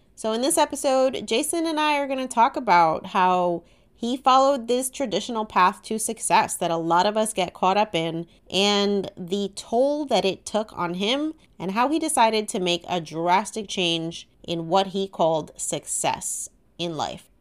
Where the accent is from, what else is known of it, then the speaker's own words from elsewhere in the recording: Elizabeth, New Jersey, United States; I grew up in Elizabeth, too